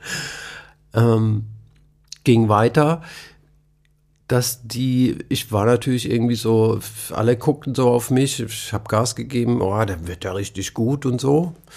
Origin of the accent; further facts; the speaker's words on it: Nussloch, Baden-Württemberg, Germany; also born or lived in Heidelberg; Ich bin in Heidelberg geboren, bin aufgewachsen in Nussloch das sind so zehn Kilometer weg von Heidelberg.